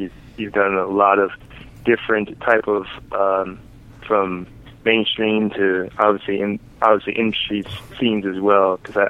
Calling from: Illinois, United States; Hey, what's up, James? … from Illinois.

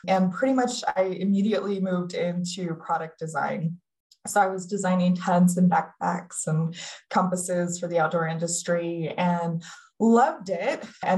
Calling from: Sonoita, Arizona, United States; I'm calling in today from Sonoyta, Arizona, which is a very small town southeast of Tucson. So right here in the sunny part of the state.

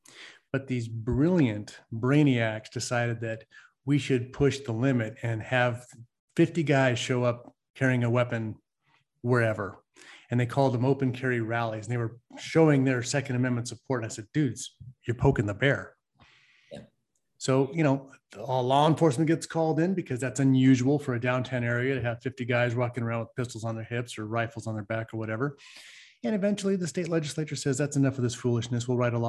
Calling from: California, United States; I am calling in from the People's Republic of Occupied California.

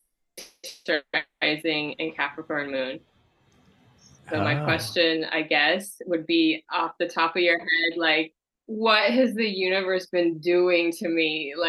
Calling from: Sacramento, California, United States

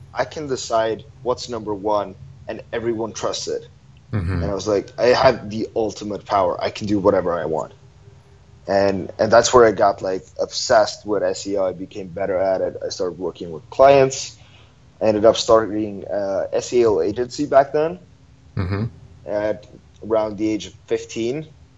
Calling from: Ho Chi Minh City, Vietnam; I'm calling from Saigon, Vietnam, Ho Chi Minh City.

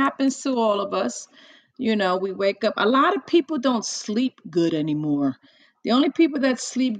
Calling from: New Jersey, United States; I'm in New Jersey.

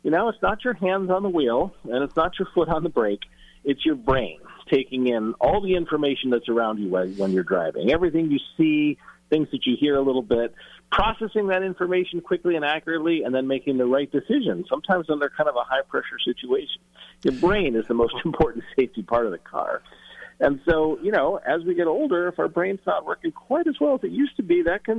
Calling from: San Francisco, California, United States; I'm calling you from San Francisco

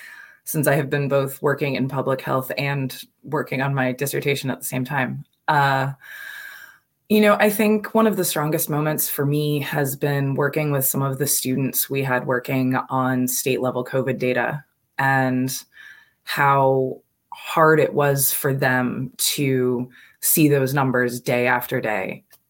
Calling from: New Jersey, United States; So I am calling today from New Jersey. I'm visiting my parents

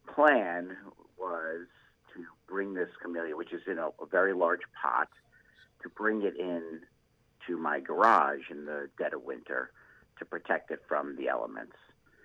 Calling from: Deerfield, Illinois, United States; I'm calling from Deerfield, Illinois, just down the road from the Chicago Botanic Garden.

